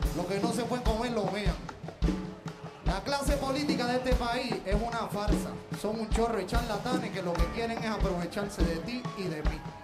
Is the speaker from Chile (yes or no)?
no; Puerto Rico; Nosotros somos puertorriqueños antes que cualquier otra cosa